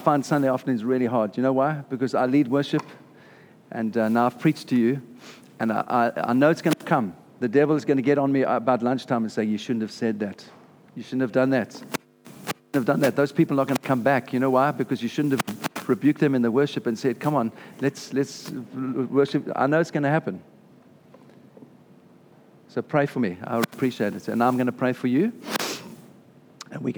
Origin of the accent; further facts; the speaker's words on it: South Africa; moved away; I'm South African.